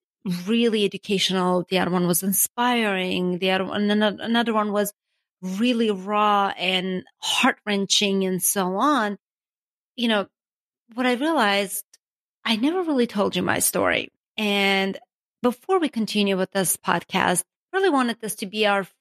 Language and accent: English; Armenia; English is a second language; moved away as an adult; also born or lived in Ocean City, Maryland; now in United States; I was born and raised in Armenia